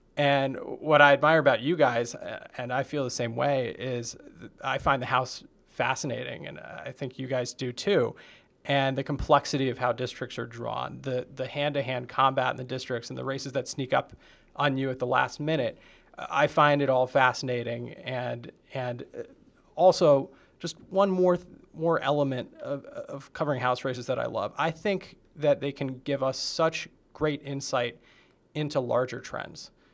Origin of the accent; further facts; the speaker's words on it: Montgomery, New Jersey, United States; moved away; also born or lived in Virginia; I'm from Montgomery, New Jersey, which is near Princeton.